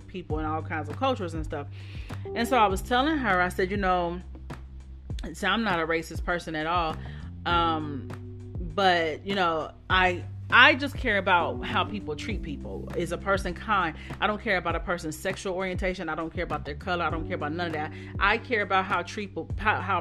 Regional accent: Dayton, Ohio, United States; moved away; most of my life in Dayton

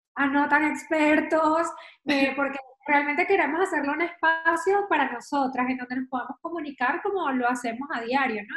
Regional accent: Venezuela; moved away as an adult; now in Madrid, Spain; vivo en Madrid, soy venezolana, llevo unos cuantos años por acá

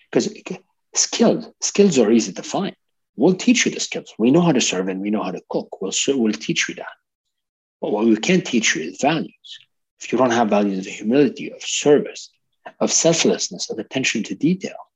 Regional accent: Lebanon; also born or lived in Canada; I'm a multicultural person myself. I'm Lebanese Canadian. I lived in, in multiple countries

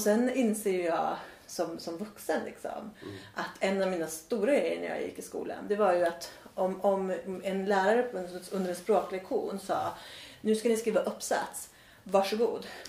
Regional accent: Värmland, Sweden; moved away; also born or lived in Australia; jag har ju en väldigt stark känsla av att vara värmlänning.

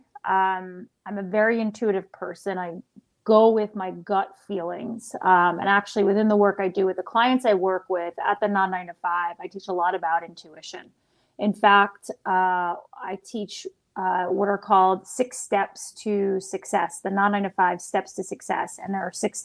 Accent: New York City, New York, United States; moved away as an adult; now in Austin, United States; I'm from New York City originally, and I moved to Austin a little bit over 6 years ago

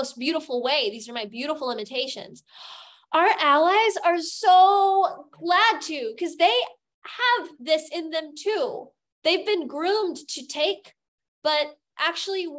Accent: United States; now in Germany; I'm an American

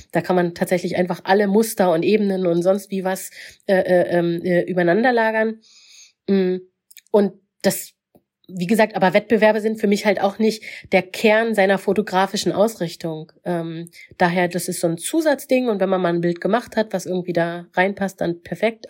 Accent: Mecklenburg-Vorpommern, Germany; ich bin in Mecklenburg aufgewachsen

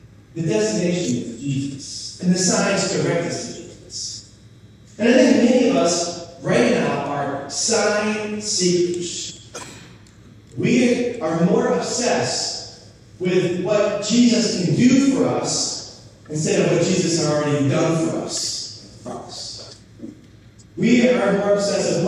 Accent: New Hampshire, United States; I grew up in New Hampshire

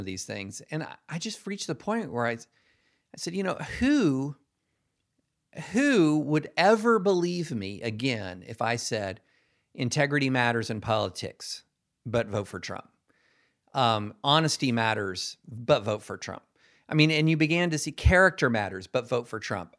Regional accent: Georgetown, Kentucky, United States; moved away as an adult; also born or lived in Alabama / the South / Nashville; I grew up, I was born in Alabama, grew up across the South, um, but mostly in Kentucky.

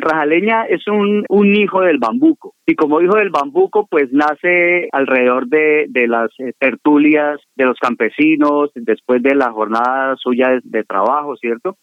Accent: Huila, Colombia; el folclor de mi tierra

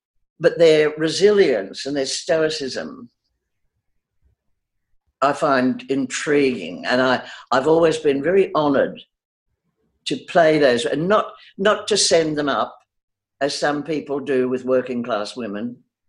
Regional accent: Australia; I'm often accused of not being Australian, certainly by people from overseas. But it has stayed with me.

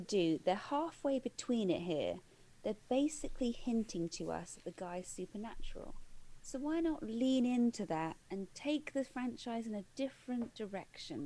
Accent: United Kingdom; we as we as British viewers

